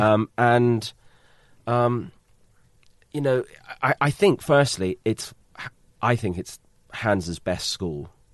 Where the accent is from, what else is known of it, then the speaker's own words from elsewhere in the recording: United Kingdom; being British